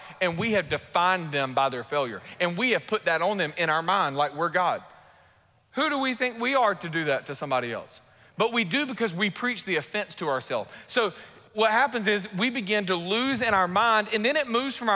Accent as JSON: {"language": "English", "town": "Warner Robins", "region": "Georgia", "country": "United States", "tie": "born or raised there", "also_born_or_lived": "Raleigh-Durham", "said": "I grew up in Warner Robins from sixth grade to a graduating senior"}